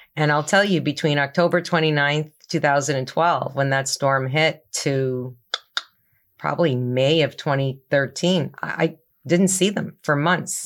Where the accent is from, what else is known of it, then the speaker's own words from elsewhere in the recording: Toronto, Ontario, Canada; moved away as an adult; now in New Jersey, United States; I'm originally from Toronto, Canada